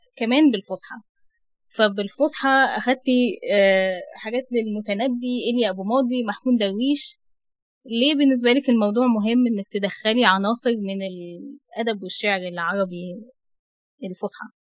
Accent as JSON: {"language": "Arabic", "country": "Egypt", "said": "احنا مصريين بنستسهل القاف"}